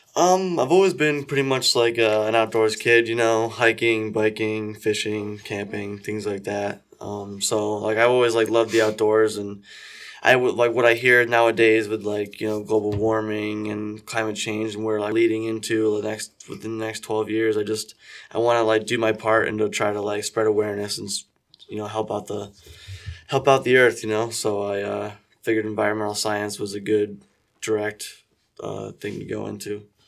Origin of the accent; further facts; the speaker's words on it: Brackney, Pennsylvania, United States; I am, uh, born and raised, uh, right here, uh, in Brackney, Pennsylvania